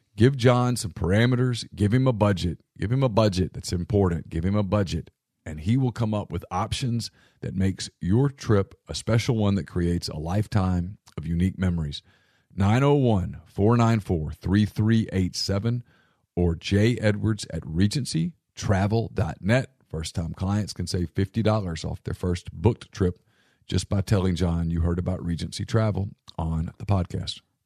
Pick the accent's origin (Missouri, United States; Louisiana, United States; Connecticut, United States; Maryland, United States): Louisiana, United States; I am from Louisiana